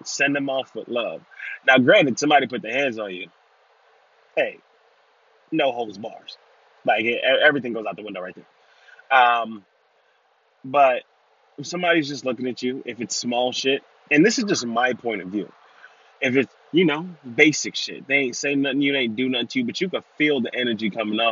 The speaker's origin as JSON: {"language": "English", "town": "New York City", "region": "New York", "country": "United States", "tie": "born or raised there", "said": "I was raised in Brooklyn, New York"}